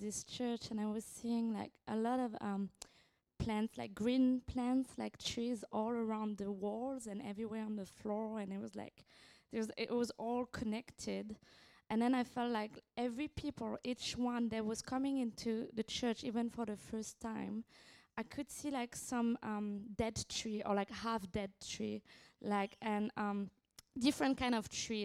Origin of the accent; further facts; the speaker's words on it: France; from France, uh, from the Barn team